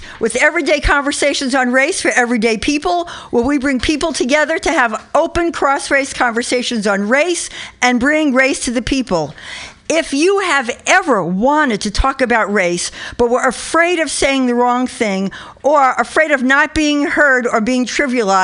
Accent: New York City, New York, United States; now in Berkeley, United States; I'm from the Bronx, but I live in Berkeley, but I'm still from the Bronx

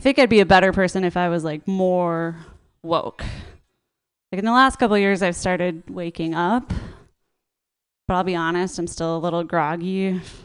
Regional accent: Minnesota, United States; I grew up in like a very Christian suburb in Minnesota

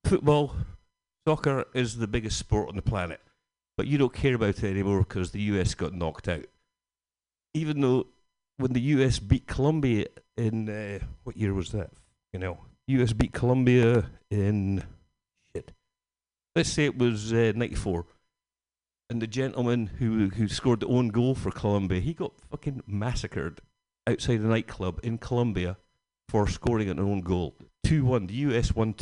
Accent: Scotland, United Kingdom; Being Scottish

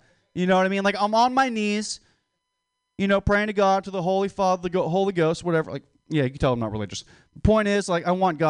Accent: Philippines; Hey, I'm Filipino. I'm allowed to say that.

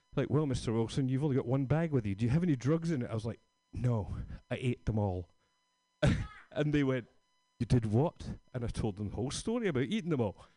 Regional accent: Scotland, United Kingdom; moved away; I'm from Scotland

